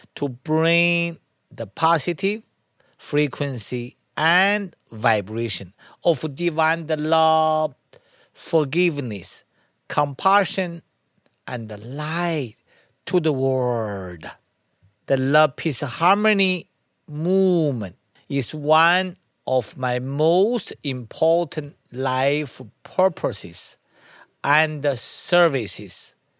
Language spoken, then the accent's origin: English; China; moved away; I was born in China. I studied to learn and practice Tai Chi at a young age of six